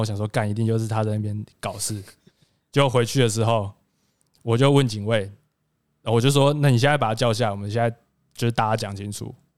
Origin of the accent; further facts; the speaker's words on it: Pingtung County, Taiwan; moved away as an adult; now in Taoyuan, Taiwan; 我是一个来自屏东的